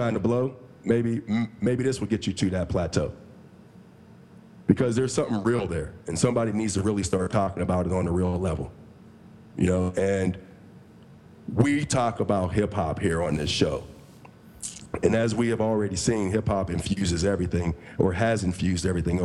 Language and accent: English; Coraopolis, Pennsylvania, United States; moved away as an adult; also born or lived in Pittsburgh, Pennsylvania; I'm from Coriopolis, Pennsylvania.